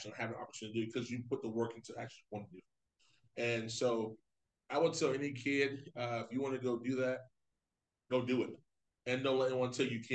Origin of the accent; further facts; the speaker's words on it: Florida, United States; moved away as an adult; now in Ohio, United States; I'm from Florida